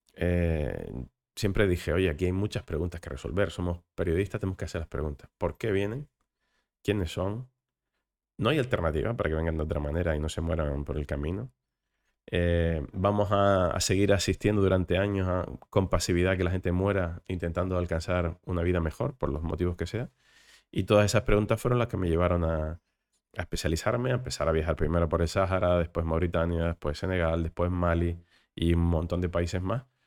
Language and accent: Spanish; Canary Islands, Spain; accent: Canarian; como Canarias, que seguimos teniendo unos índices de pobreza insoportables